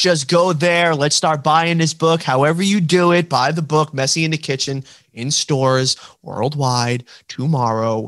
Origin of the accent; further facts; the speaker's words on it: New York, United States; accent: New York; my New York accent